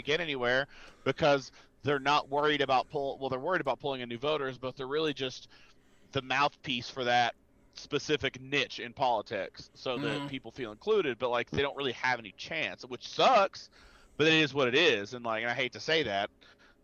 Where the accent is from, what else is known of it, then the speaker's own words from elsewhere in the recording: West Virginia, United States; now in Colorado, United States; I grew up in West Virginia and I also live in Colorado